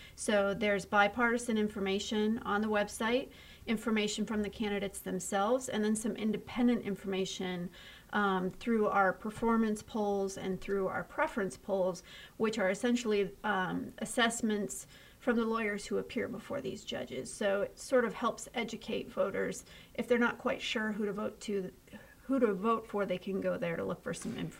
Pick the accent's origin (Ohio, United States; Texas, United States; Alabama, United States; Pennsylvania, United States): Ohio, United States; born or raised there